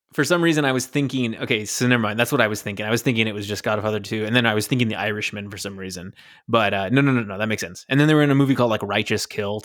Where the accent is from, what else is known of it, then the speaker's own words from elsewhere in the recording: Mount Vernon, Washington, United States; You know, the shootout at the end takes place in Mount Vernon, Washington, which is my hometown.